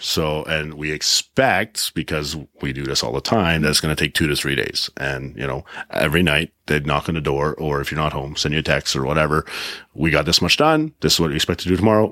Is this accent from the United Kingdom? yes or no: no; Prince Edward Island, Canada; moved away; I come from Prince Edward Island, small town. My dad was a lobster fisherman